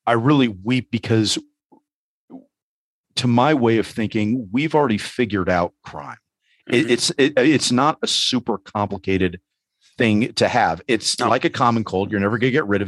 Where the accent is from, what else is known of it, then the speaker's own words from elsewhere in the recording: New York City, New York, United States; my growing up in New York City